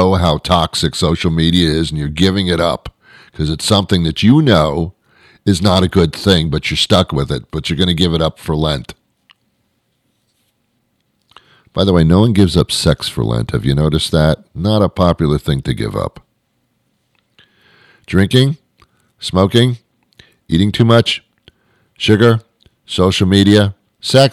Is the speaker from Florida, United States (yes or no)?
no; New York, United States; I'm from New York